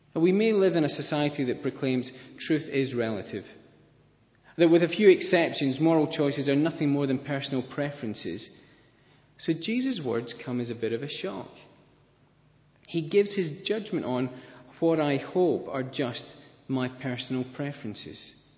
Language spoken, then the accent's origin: English; Scotland, United Kingdom; I'm Scottish